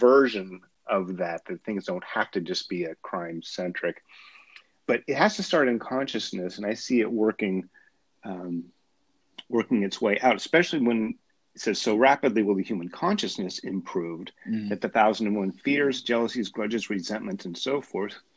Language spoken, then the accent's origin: English; United States; maybe I'm cynical American